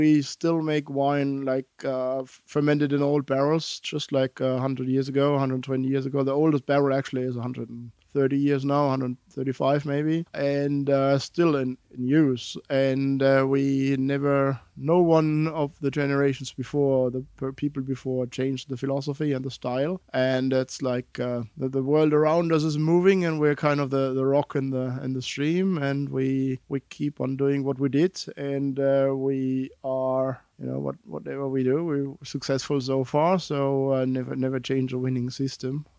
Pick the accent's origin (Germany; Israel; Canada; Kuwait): Germany; Rhineland-Palatinate; since I'm from that area, I'm born and raised in Pfalz